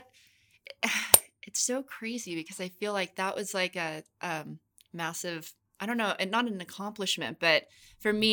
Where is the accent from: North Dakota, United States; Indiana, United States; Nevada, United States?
Nevada, United States; Las Vegas; I grew up in Las Vegas